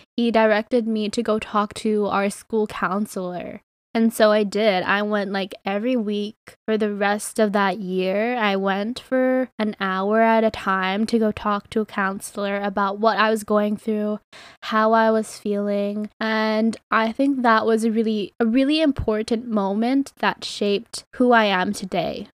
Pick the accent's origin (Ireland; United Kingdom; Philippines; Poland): Philippines; I'm fucking Filipino